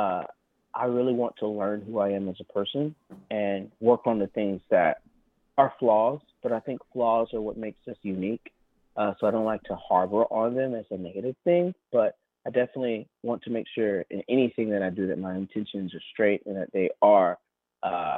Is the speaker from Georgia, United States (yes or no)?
yes; Thomasville, Georgia, United States; I'm from the South. I'm from Thomasville, Georgia